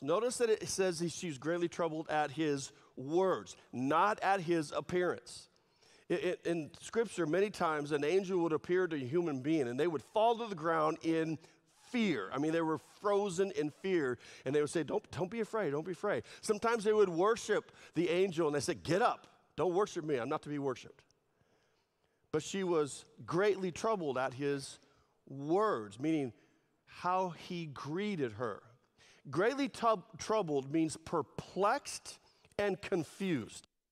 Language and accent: English; California, United States; I was also from California